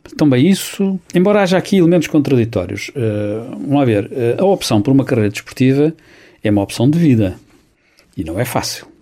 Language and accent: Portuguese; Santarém, Santarém District, Portugal; Sou de Santarém